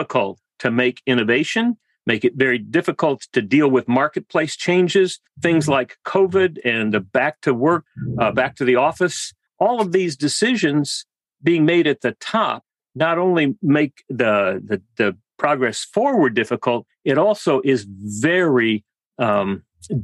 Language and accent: English; South Texas, United States; also born or lived in Western Massachusetts; now in Laguna Beach, United States; I grew up in South Texas